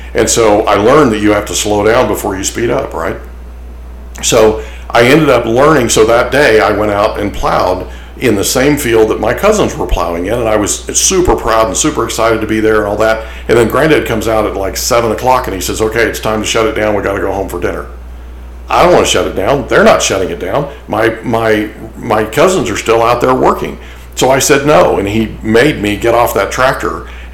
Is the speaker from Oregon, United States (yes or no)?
no; Ponca City, Oklahoma, United States; So I grew up in Oklahoma. I was born in Ponca City, Oklahoma